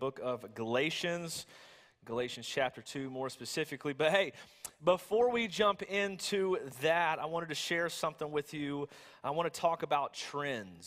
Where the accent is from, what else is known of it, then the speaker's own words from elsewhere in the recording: the South, United States; I'm from the South